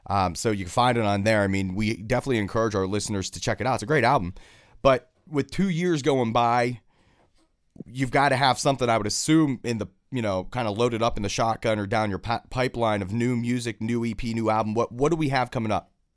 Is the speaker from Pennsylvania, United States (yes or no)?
yes; Pittsburgh, Pennsylvania, United States; Born and raised in Pittsburgh, I am